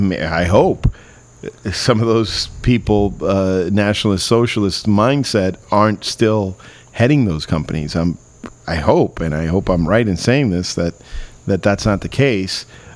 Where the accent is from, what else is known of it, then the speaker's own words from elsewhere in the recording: Miami, Florida, United States; You know, Marcos and I grew up in Miami. Again, we're American Cubans.